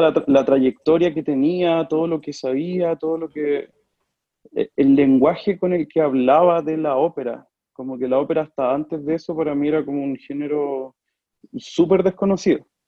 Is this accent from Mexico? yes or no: no; Talca, Maule, Chile; also born or lived in Argentina / Milan, Italy; soy de Talca, eh, me considero talquino, pese a que no nací en Talca, soy argentino.